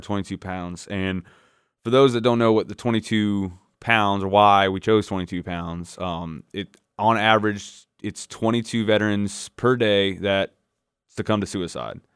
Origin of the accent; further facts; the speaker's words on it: Northwest Florida, United States; growing up in Northwest Florida, especially back in back when I did it in the nineties